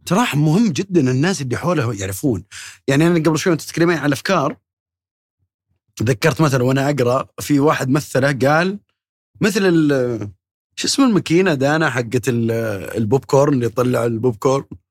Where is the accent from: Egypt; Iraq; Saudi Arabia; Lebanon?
Saudi Arabia; عندنا في السعوديه